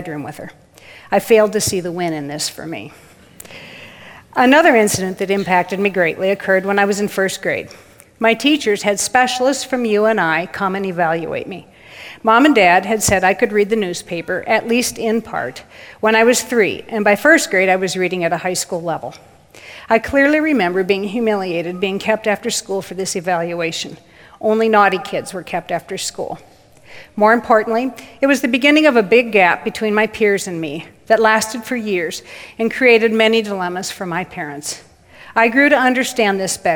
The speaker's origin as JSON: {"language": "English", "town": "Waterloo", "region": "Iowa", "country": "United States", "tie": "born or raised there", "said": "I was born in Waterloo, Iowa, March 13th, 1954, the third of 4 girls"}